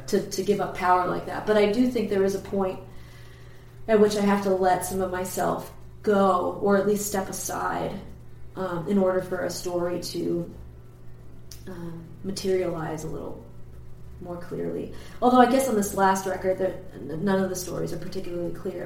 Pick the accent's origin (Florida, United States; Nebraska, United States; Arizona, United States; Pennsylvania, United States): Pennsylvania, United States; Perkiomenville; also born or lived in New Jersey; The town that I'm originally from, well, I mean, I'm originally from New Jersey, I guess, but uh, the town we moved to later it was it's called Perkiomenville